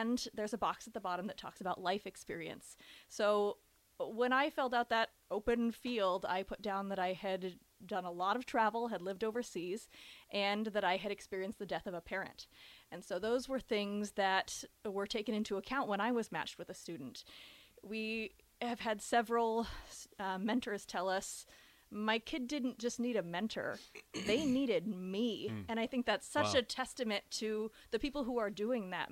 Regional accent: Ames, Iowa, United States; moved away as an adult; also born or lived in Evanston, Illinois / Texas; now in Lincoln, United States; I'm originally from Ames, Iowa. So I grew up wearing a little Cyclone cheerleading costume

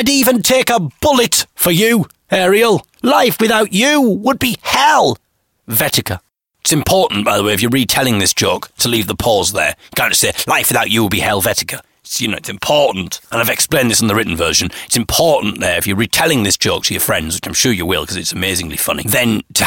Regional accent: Sheffield, Yorkshire and the Humber, United Kingdom; my hometown of Sheffield

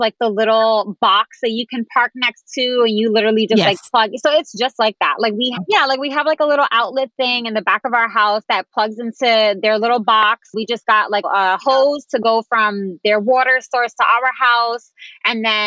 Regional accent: New York City, New York, United States; moved away as an adult; also born or lived in Dallas; I grew up in tiny spaces. I mean, I'm from the Bronx, so our apartments were like tiny.

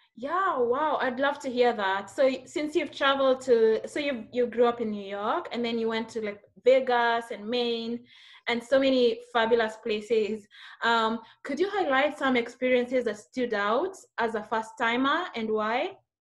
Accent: Kenya; somebody who's coming from Kenya

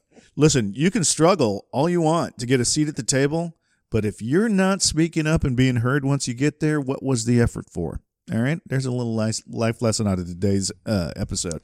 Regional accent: Southeast, United States; I grew up in the Southeast

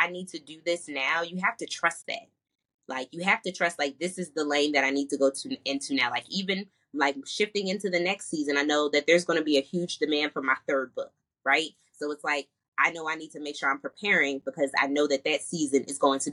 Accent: New Jersey, United States; moved away as an adult; also born or lived in North Carolina; I'm originally from New Jersey. I came to North Carolina for college.

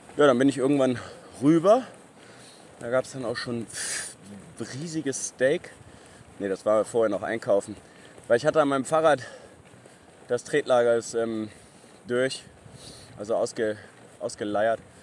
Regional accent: Germany; bei uns in Deutschland

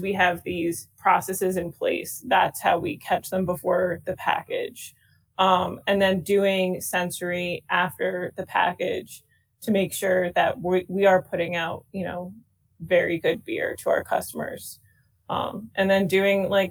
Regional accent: Stratford, Connecticut, United States; also born or lived in Guilford, Connecticut; I was actually born and raised in Stratford, Connecticut

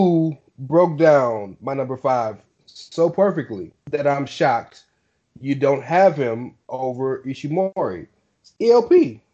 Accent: United States; I'm American

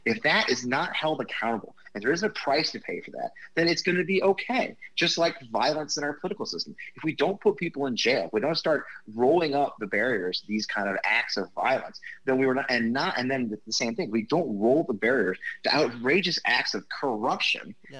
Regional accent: Missouri, United States; I grew up in Missouri

